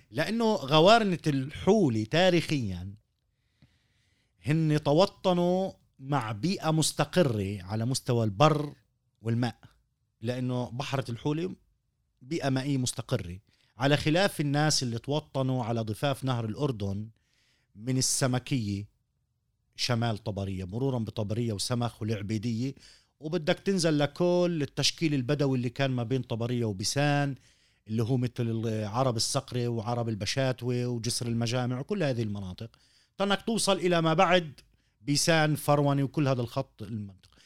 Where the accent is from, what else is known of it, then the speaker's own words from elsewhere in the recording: Palestine; عندنا في فلسطين